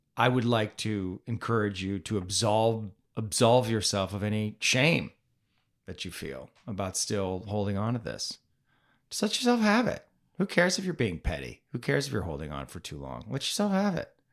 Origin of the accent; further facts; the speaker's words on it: Canada; now in United States; I grew up in Canada.